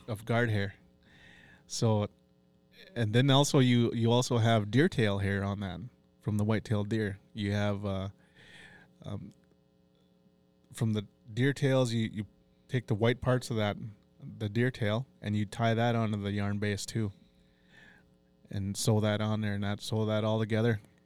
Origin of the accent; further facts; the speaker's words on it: Brookston, Minnesota, United States; also born or lived in Duluth, Minnesota / White Earth Reservation, Minnesota / Cloquet, Minnesota; I'm, uh, born and raised in Brookston once I come to Fond du Lac, and I call that place home